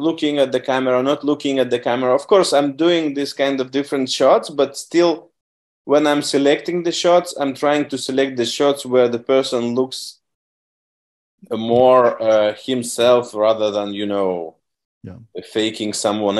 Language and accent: English; Vilnius, Vilnius County, Lithuania; moved away as an adult; also born or lived in London; I'm from Vilnius